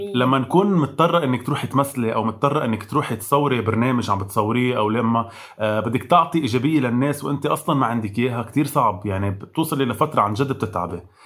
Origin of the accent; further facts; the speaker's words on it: Lebanon; مش بس كلبنانيه كعرب